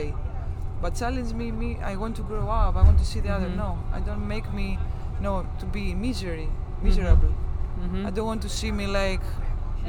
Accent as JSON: {"language": "English", "country": "Greece", "also_born_or_lived": "Zaragoza", "second_language": "English", "said": "in my country"}